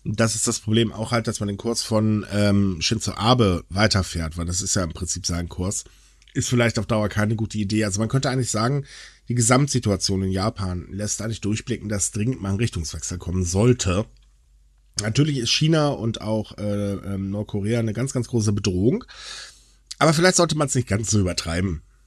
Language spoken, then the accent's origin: German; Northern Germany, Germany; now in North Rhine-Westphalia, Germany; ich bin Norddeutscher